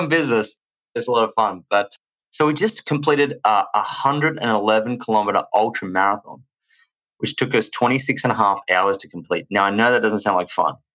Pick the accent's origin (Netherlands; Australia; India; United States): Australia; accent: Australian; As you can tell from my accent, I am from Australia